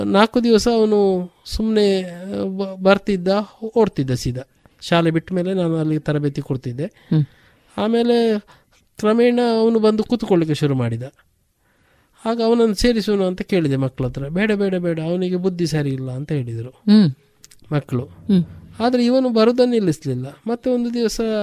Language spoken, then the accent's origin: Kannada; Puttur, Karnataka, India; also born or lived in Bantwal; ನಾನೊಬ್ಬ ಬಾ ಪುತ್ತೂರಿನವನಂತ